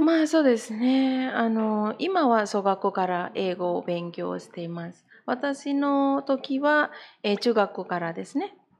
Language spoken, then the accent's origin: Japanese; Bali, Indonesia; Japanese is a second language; moved away as an adult; also born or lived in Banyuwangi, East Java, Indonesia; now in Japan; で、私、まあ、学校ではバリで学校して、大学もバリで